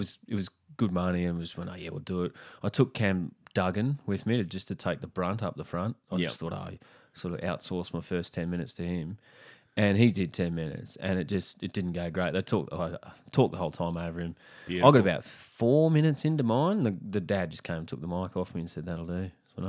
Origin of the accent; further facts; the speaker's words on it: Brisbane, Queensland, Australia; Oh, I grew up in Brisbane.